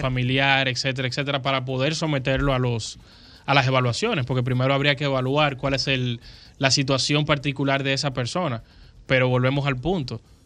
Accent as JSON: {"language": "Spanish", "country": "Dominican Republic", "said": "lo que nos sucede a nosotros como dominicanos"}